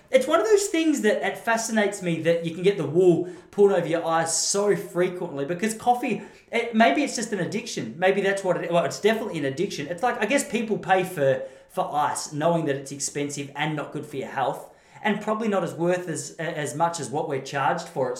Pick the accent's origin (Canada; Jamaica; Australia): Australia; I'm an Aussie.